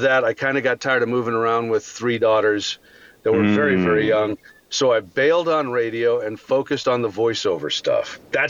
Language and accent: English; Colorado, United States; also born or lived in Telluride, Colorado / Pueblo, Colorado; The short version is I grew up in Telluride, Colorado. And then when my parents got a divorce, I went from this tiny, tiny town to Pueblo, Colorado